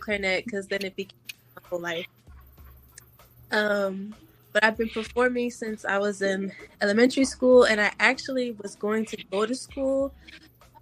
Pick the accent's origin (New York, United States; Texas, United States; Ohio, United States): Ohio, United States; Akron; I'm from Akron, Ohio